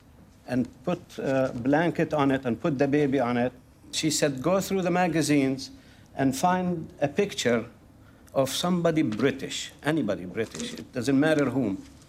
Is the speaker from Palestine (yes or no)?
yes; Jerusalem, Palestine; born there; I was born in 1942 in Jerusalem. And the midwife was my aunt. She went to Jerusalem municipality and registered me as